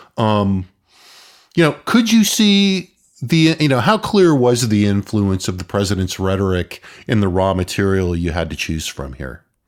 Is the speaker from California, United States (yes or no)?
yes; Southern California, United States; I grew up in Southern California